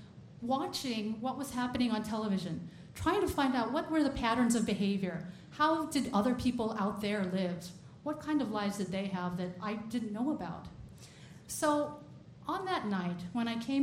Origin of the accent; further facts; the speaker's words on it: United States; born and raised in America